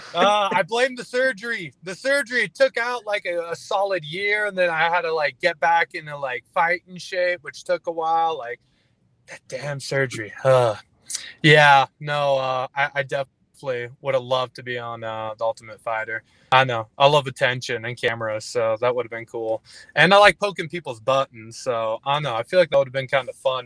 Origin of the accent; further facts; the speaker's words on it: Fort McMurray, Alberta, Canada; Like northern Alberta, like Fort McMurray